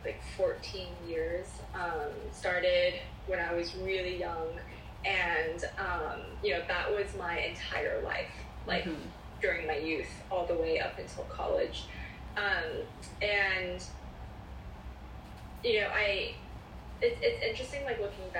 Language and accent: English; Culver City, California, United States; also born or lived in Palos Verdes; Born and raised in Los Angeles, Culver City to be exact, and I have been here ever since.